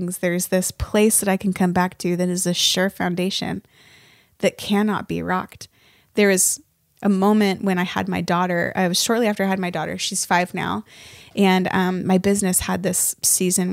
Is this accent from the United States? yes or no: yes; Northern Nevada, United States; now in Nashville, United States; I grew up in Northern Nevada